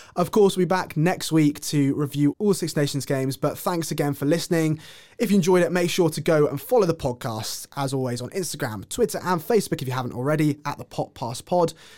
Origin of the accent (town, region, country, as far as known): England, United Kingdom